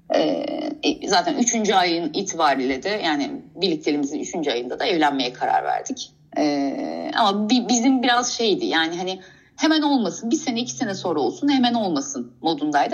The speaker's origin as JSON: {"language": "Turkish", "region": "Istanbul", "country": "Turkey", "tie": "born or raised there", "also_born_or_lived": "Kastamonu", "said": "İstanbul'da doğdum."}